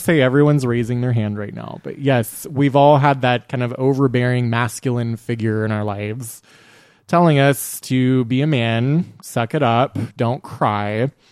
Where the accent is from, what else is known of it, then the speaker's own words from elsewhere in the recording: Texas, United States; we are three men who were born and raised in Texas